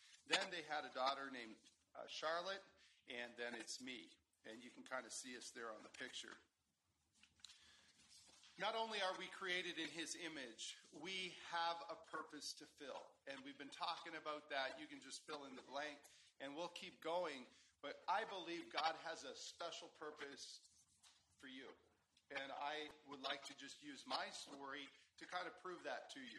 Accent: Guatemala; born there; I already told you that I was born in Guatemala, so that gave me rights to a Guatemalan citizenship.

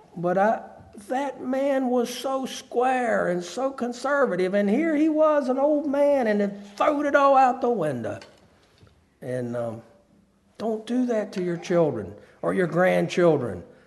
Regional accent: Harrisonburg, Virginia, United States; also born or lived in up north; I was from Harrisonburg

